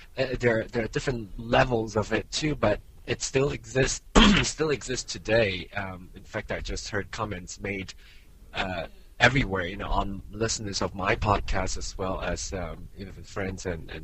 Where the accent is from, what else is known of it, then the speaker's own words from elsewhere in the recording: Malaysia; moved away; I grew up in Malaysia, and racism is there, and even still today. But, you know, for me, my community, I was actually sort of like the minority. No, the majority, actually.